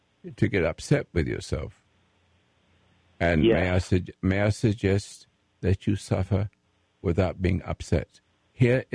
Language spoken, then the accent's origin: English; England, United Kingdom; I'm an English veteran, the Royal Sussex Regiment in World War II